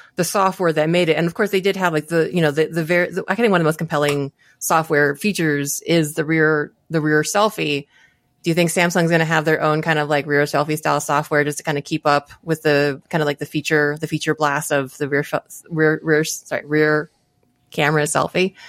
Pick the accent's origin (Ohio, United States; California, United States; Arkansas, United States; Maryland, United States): Maryland, United States; I'm from Maryland